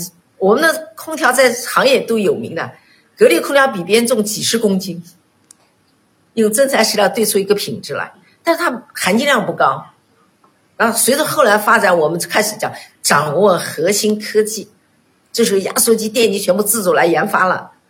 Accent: China; 当时我们中国人全部到日本买饭包，这是让我最气愤的。

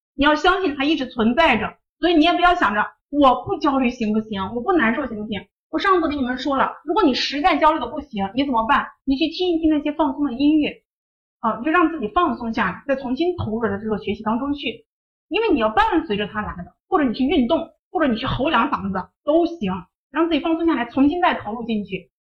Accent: Shanxi, China; moved away; 我是山西那边的，我们是黄土高原那种状态

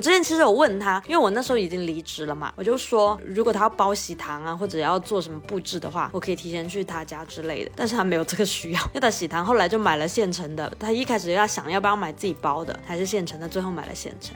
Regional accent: China; 因为我们中国人的婚礼其实是分了结情跟婚礼本身两个部分嘛

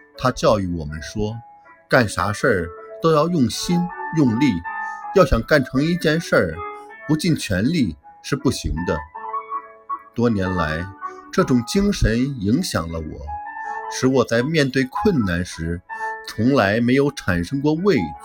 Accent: Gulang, Gansu, China; 三十九年前，我的家乡甘肃省鼓浪县封杀灾害十分严重

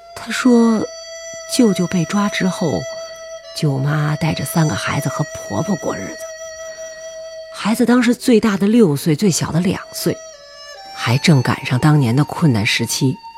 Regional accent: Urumqi, Xinjiang, China; moved away; 我老家在甘肃。我从小生在新疆

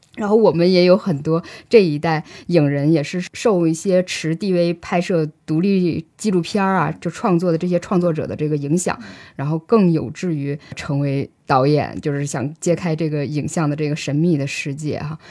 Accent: Northeast China, China; 我从小在天寒地冻的这个东北长大

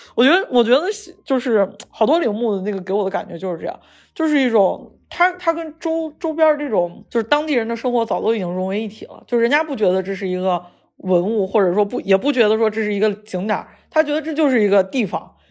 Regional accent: Shaanxi, China; accent: Shaanxi; 说的是陕西话，就是我们陕西这边口音

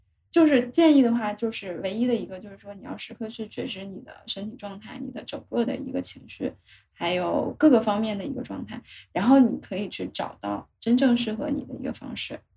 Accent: China; 是我们中国人特有的蛋白质含量特别高的好的食物。

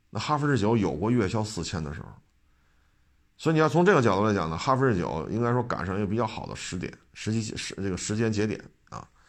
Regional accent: Beijing, China; 我生在北京，长在北京

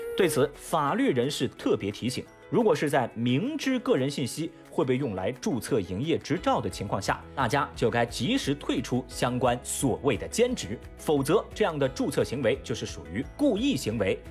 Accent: Sichuan, China; 就我的家乡，四川境内都有好多奇奇怪怪的地名，比如野鸡湾、野鸭村儿、茅房坪、肥猪路、王八子沟、猪窝坨、狗屎坪、相思湾

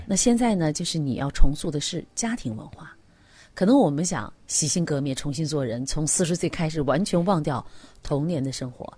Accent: China; 我们中国人

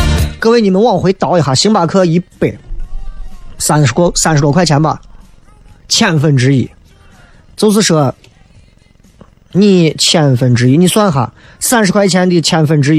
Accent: Shanghai, China; 上海人现在很多人非常爱喝咖啡，我身边很多朋友，哎呦，真的喝咖啡，全中国就是我们上海人最会喝了。

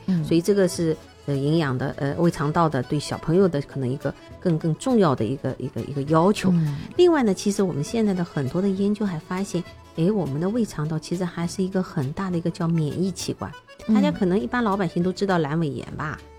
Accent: China; 因为我们中国人吃的东西实在太多，我们也希望我们的小朋友的食物呢能够多样化一点

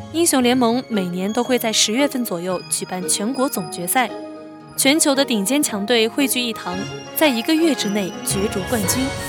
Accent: the South, southern China, China; 我这个地道的南方姑娘

